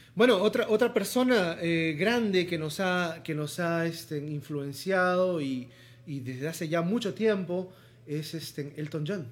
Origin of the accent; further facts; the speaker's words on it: Lima, Peru; sobre todo en sociedades como las limeñas, donde todavía somos muy conservadores